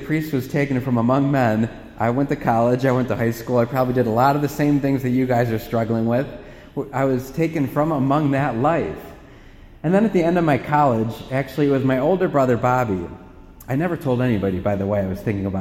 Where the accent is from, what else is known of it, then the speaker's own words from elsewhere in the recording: Parma, Ohio, United States; We were raised in Parma, so there are six of us kids